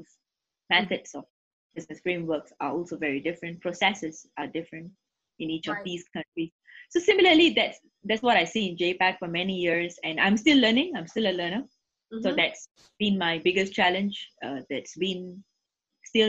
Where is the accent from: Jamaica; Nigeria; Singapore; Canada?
Singapore; first language English; I'm born and bred in Singapore, you can see that, you know, my first language is English